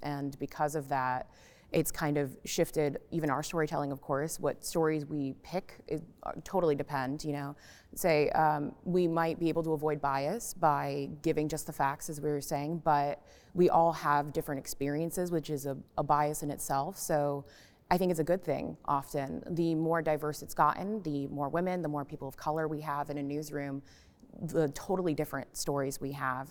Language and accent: English; Florida, United States; now in Nashville, United States; I grew up in Florida